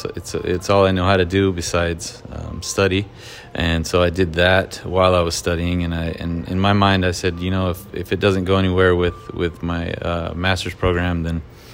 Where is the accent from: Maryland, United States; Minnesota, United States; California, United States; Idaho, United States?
California, United States; growing up in California, that's what you eat.